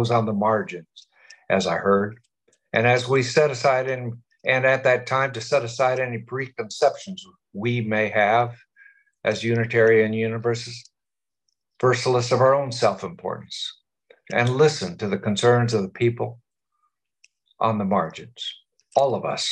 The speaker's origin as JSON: {"language": "English", "town": "New Orleans", "region": "Louisiana", "country": "United States", "said": "we New Orleanians"}